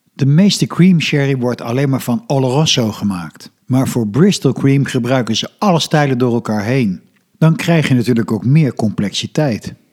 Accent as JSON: {"language": "Dutch", "country": "Netherlands", "said": "Als Nederlander ben je op veel plaatsen gewend"}